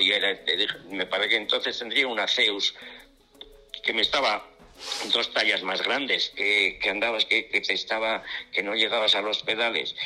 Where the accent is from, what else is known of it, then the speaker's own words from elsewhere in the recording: Alegría-Dulantzi, Basque Country, Spain; fui desde mi pueblo eh, alegría